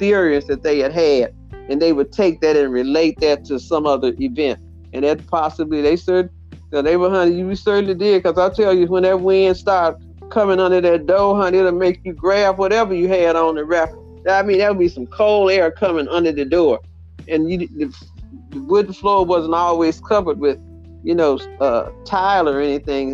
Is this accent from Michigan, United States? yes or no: no; Mississippi, United States; We had a fireplace when we were growing up in Mississippi